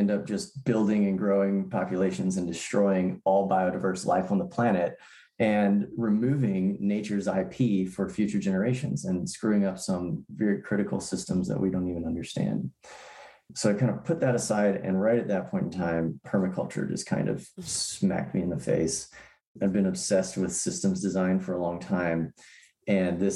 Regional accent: Tennessee, United States; also born or lived in San Francisco Bay Area, California; I did grow up in Tennessee

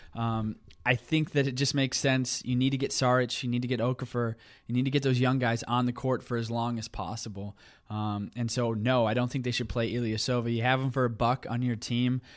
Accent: Tulsa, Oklahoma, United States; growing up in Tulsa

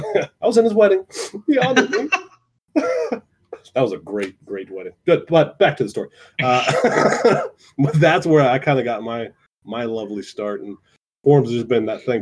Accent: United States; we're both from North or from northern Ohio, southern Michigan

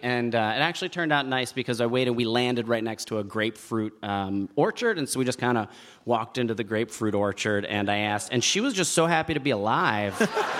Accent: New Jersey, United States

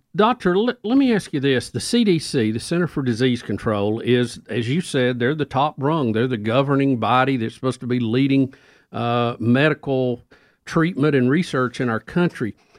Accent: United States; I'm an American. I'm a patriot

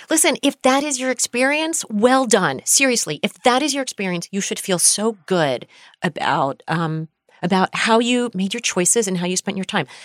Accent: United States; we are American

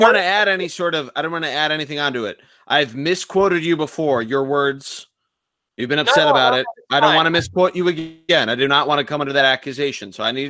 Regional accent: Philadelphia, Pennsylvania, United States; also born or lived in Massachusetts; I'm from Philadelphia.

